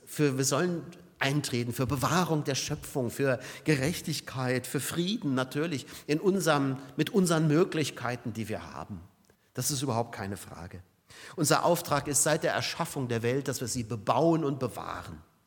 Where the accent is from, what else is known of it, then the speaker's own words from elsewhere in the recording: Saarbrücken, Saarland, Germany; Oder Saarbrücken hier meine Heimat